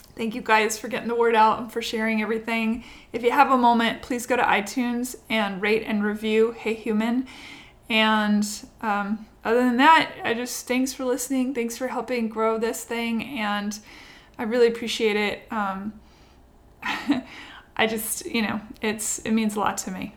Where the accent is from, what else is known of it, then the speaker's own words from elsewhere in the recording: Washington, United States; now in Nashville, United States; Yeah, I live in Nashville, but Washington State is where I grew up.